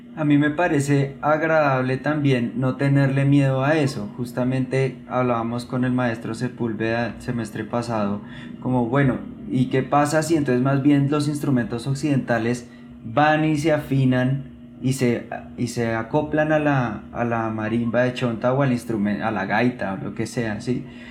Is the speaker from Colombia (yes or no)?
yes; Bogotá, Colombia; yo soy un hijo de Nueva Cultura, yo estudié toda mi infancia allí